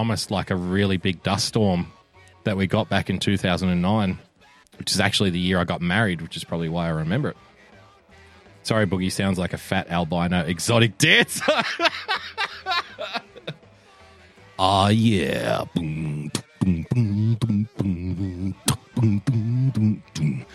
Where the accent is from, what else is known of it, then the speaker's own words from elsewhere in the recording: Australia; also born or lived in Sydney; I love being an Aussie